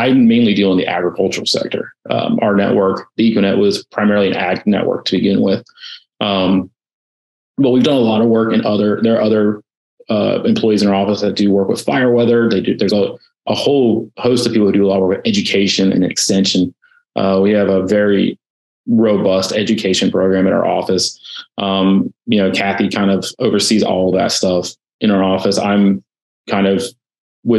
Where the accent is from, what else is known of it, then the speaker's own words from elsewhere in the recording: Raleigh, North Carolina, United States; I'm a North Carolina native. I was born and raised in Raleigh